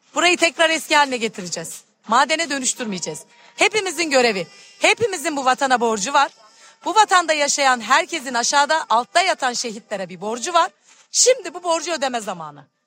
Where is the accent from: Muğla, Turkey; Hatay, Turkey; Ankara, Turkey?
Muğla, Turkey; İkizköy; İkizköy'de doğdum. İkizköylüyüm.